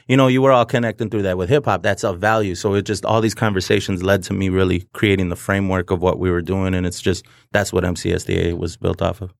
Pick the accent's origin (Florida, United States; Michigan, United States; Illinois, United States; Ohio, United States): Michigan, United States; Detroit; I grew up, born and raised in South Detro-, Southwest Detroit